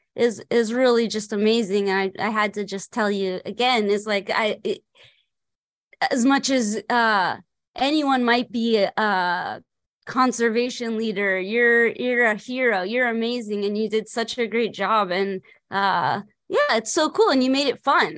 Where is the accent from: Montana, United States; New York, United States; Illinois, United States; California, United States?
California, United States; Los Angeles; I grew up in Los Angeles